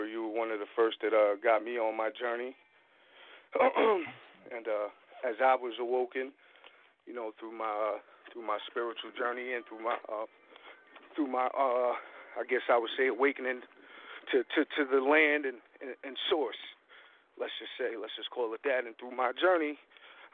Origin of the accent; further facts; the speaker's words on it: New York, United States; I'm from New York